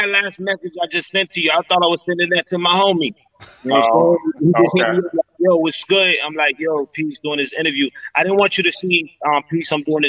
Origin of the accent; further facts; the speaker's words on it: Lawrence, Massachusetts, United States; also born or lived in Methuen; I was basically born and raised in Lawrence, you know what I'm saying? Like I've only lived in Lawrence.